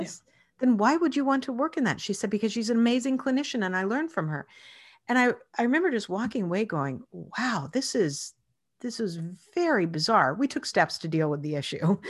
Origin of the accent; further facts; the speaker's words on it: Spokane, Washington, United States; I actually grew up in Spokane, Washington